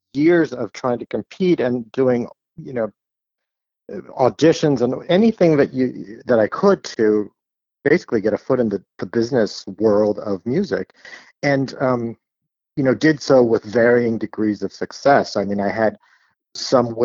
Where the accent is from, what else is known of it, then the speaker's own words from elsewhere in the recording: San Jose, California, United States; I am from the Bay Area. I'm from California. I grew up in San Jose, which is actually the city I still live